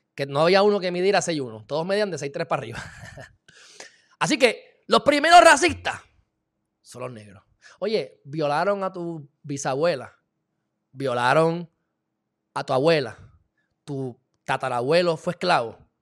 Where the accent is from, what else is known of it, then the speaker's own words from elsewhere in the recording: Loíza, Puerto Rico; yo me crié en Loiza